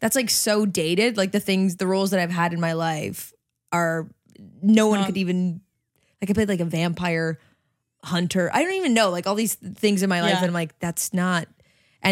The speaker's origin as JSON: {"language": "English", "country": "Canada", "said": "I'm actually Canadian"}